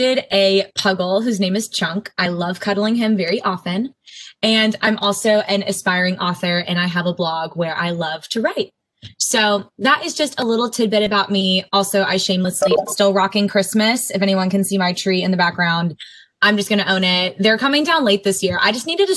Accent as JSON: {"language": "English", "town": "Austin", "region": "Texas", "country": "United States", "tie": "born or raised there", "moved": "as an adult", "lives_now": "Winston-Salem, United States", "said": "I am a Texas native. I grew up in Austin."}